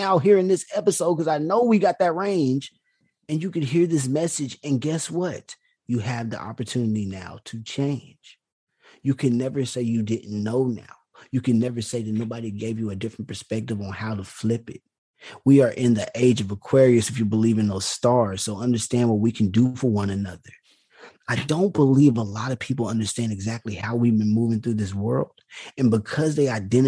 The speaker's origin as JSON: {"language": "English", "area": "small town about 20 miles from Houston", "region": "Texas", "country": "United States", "tie": "born or raised there", "lives_now": "Houston, United States", "said": "even like 20 miles away from my hometown"}